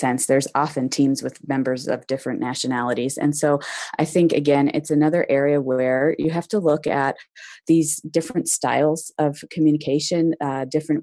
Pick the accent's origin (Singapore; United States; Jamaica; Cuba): United States; moved away as an adult; also born or lived in China / Berlin / London; growing up in American schools